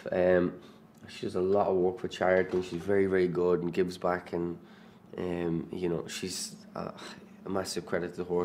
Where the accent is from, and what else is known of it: Ireland; accent: Irish